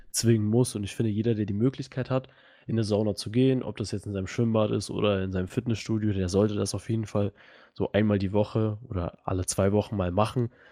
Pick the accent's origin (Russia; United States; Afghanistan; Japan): Russia; now in Germany; ich komme ja auch aus Russland